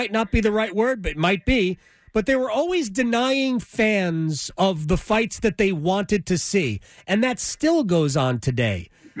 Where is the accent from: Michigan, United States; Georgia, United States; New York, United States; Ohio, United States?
New York, United States; New York metropolitan area, United States; I grew up in the New York metropolitan area